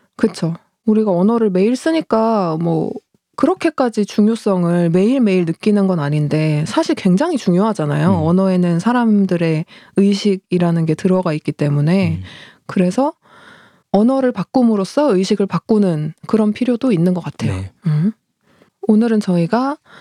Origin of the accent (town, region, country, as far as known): South Korea